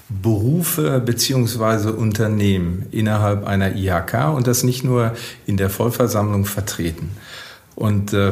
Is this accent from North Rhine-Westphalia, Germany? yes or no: yes; Witten, North Rhine-Westphalia, Germany; darf ich unseren Wirtschaftsbeirat in Witten nennen, ja, meine Heimatstadt.